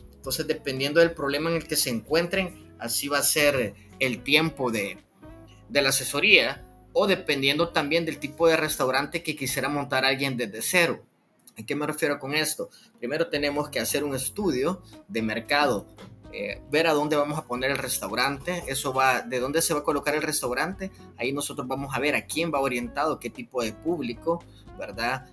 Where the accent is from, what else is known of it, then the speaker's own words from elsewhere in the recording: San Salvador, El Salvador; yo nací en San Salvador, que es la capital de El Salvador